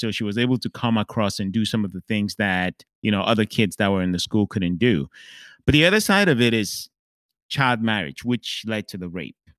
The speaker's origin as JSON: {"language": "English", "country": "Cameroon", "tie": "born or raised there", "said": "growing up in Cameroon"}